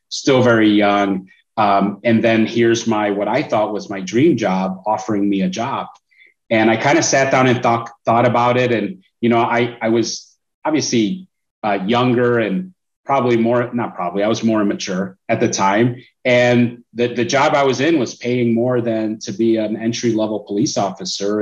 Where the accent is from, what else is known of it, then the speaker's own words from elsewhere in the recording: Chicago, Illinois, United States; I'm originally from Chicago. So that's where I was in school